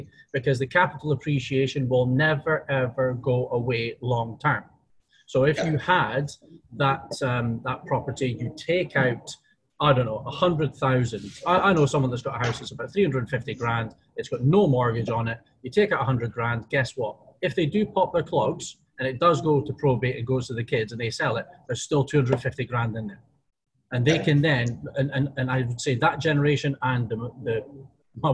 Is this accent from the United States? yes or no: no; United Kingdom; moved away; we're both British